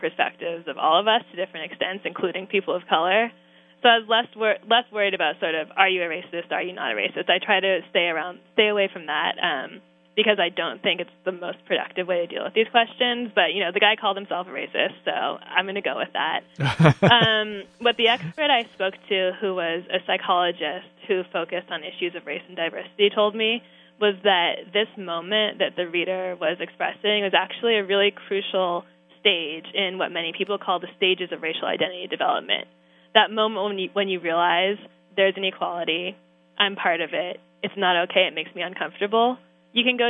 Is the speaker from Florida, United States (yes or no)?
no; San Francisco Bay Area, California, United States; I'm from California, but I'm also from the San Francisco Bay Area